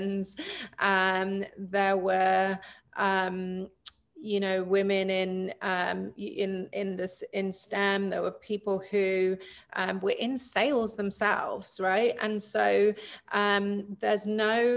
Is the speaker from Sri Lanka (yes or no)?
no; England, United Kingdom; moved away as an adult; now in United States; I grew up in England. I moved to the States when I was 23. So yeah, my whole life I spent in the UK